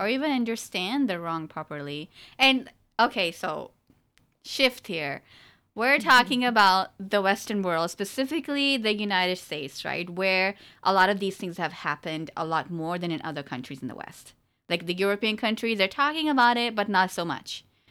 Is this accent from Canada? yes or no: no; Pakistan; No, you know, okay, we're Pakistani, so I'm going to talk about Pakistan